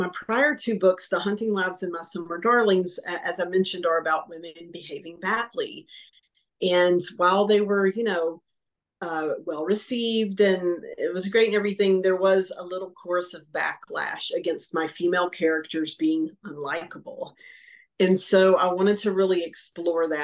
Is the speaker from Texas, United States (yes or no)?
yes; East Texas, United States; my growing up in East Texas